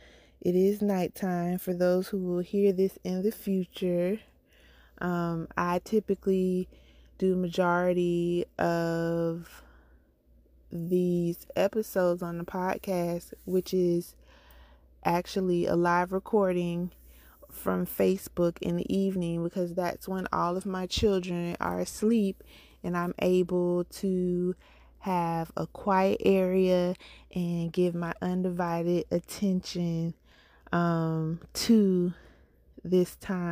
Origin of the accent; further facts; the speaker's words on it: Jacksonville, Florida, United States; also born or lived in Orange Park / Miami; I'm a Floridian. I am from Jacksonville, Florida. I'm born in Orange Park, Florida. Grew up in Jacksonville, Florida. And right now I reside in Port Orange, Florida. So I've been in Florida my entire life.